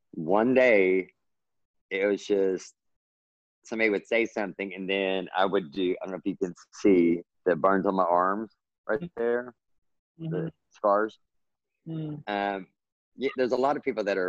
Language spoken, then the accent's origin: English; Texas, United States; I grew up in Texas. So I always tell everybody, well, Texas is my native language and then English is my second language because we speak totally different in Texas